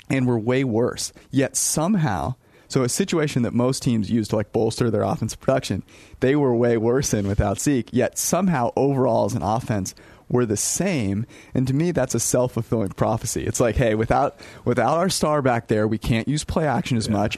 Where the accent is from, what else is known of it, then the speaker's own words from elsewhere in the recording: West Coast, United States; being on the West Coast for the majority of my life